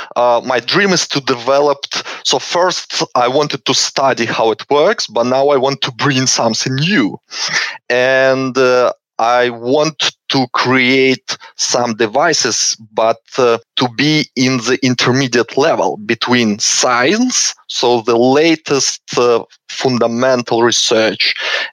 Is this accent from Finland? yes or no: no; Belarus; moved away as an adult; now in Canberra, Australia; originally I'm from Belarus, and I finished my university master degree in Belarus in physics department